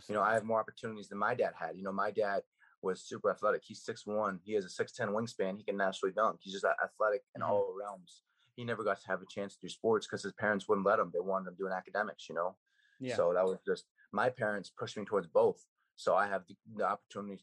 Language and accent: English; Plano, Texas, United States; also born or lived in Allen, Texas; I was born in Plano